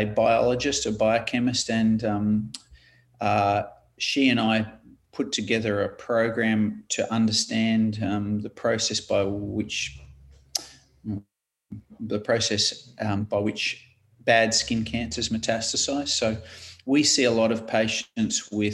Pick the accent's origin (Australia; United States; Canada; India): Australia; Queensland; moved away as an adult; now in Wollongong, Australia; growing up in Queensland, I went to UQ in at St. Lucia in Brisbane